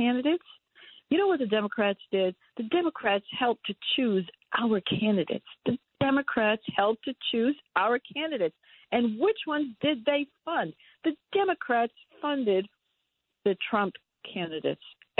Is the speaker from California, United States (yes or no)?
no; New York, United States; I was raised in New York